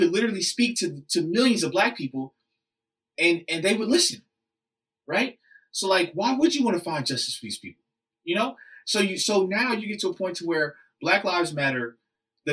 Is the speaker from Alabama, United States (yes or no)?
no; Oklahoma City, Oklahoma, United States; I'm a schmuck from Oklahoma City